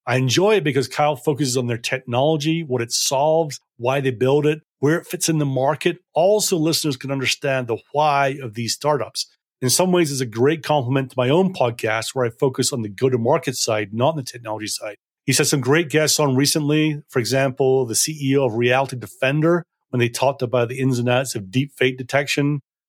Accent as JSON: {"language": "English", "town": "Edinburgh", "region": "Scotland", "country": "United Kingdom", "tie": "born or raised there", "also_born_or_lived": "North Berwick", "moved": "as an adult", "lives_now": "London, United Kingdom", "said": "Yeah, I was born in Edinburgh at a hospital that no longer exists. Your team will probably remember it as the Eastern General down in Leith. I grew up, spent a lot of time in North Berwick, just outside Edinburgh, and then most of my teenage years was in Edinburgh."}